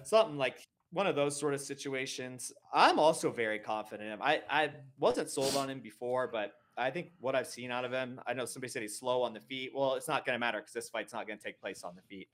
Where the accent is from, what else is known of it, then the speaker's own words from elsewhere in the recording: Connecticut, United States; now in Colorado, United States; I'm from Connecticut, though, actually, but I've lived here forever